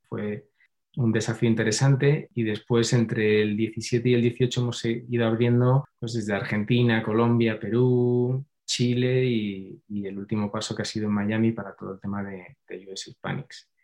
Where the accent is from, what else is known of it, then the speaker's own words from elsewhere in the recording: Madrid, Community of Madrid, Spain; soy de Madrid